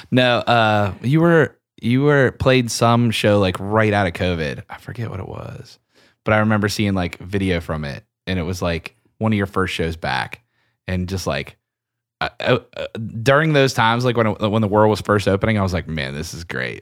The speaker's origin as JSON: {"language": "English", "region": "Pennsylvania", "country": "United States", "said": "I'm from Pennsylvania"}